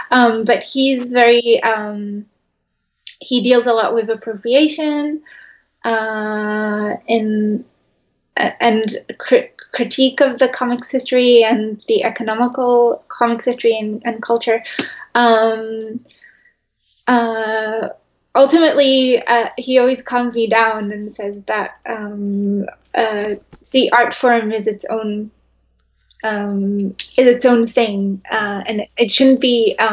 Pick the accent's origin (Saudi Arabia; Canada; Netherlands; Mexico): Netherlands; also born or lived in New York, United States; Even when I was a kid, I, I grew up in the Netherlands and in New York.